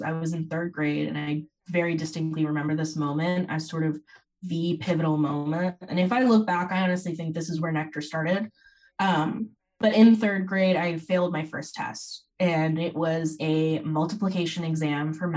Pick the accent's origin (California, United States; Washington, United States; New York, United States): California, United States; Bay Area, Silicon Valley; I grew up in the Bay Area in the Silicon Valley